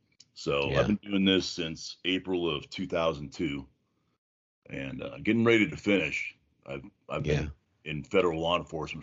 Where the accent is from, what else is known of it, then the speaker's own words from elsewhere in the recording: San Jose, California, United States; No, I grew up in San Jose.